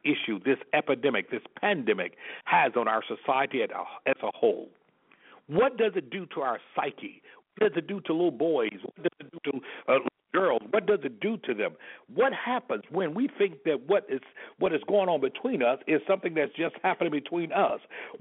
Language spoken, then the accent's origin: English; Selma, Alabama, United States; moved away as an adult; born and raised in Selma, Alabama, and have an opportunity to have left there over 33 years ago